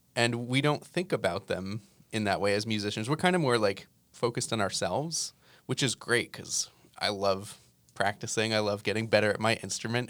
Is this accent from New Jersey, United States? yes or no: yes; New Jersey, United States; moved away; I grew up in New Jersey